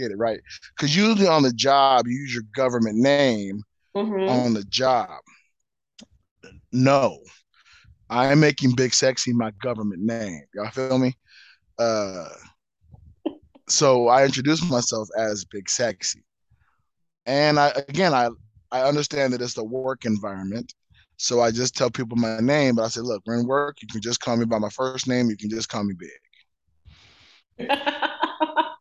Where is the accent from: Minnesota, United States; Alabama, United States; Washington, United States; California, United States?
California, United States; Southern; now in Las Vegas, United States; Born and raised in Southern California